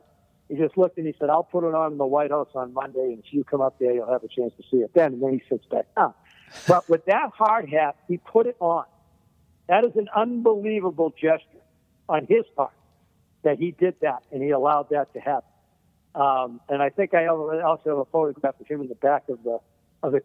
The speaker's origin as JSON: {"language": "English", "region": "Massachusetts", "country": "United States", "tie": "born or raised there", "said": "I grew up in Massachusetts"}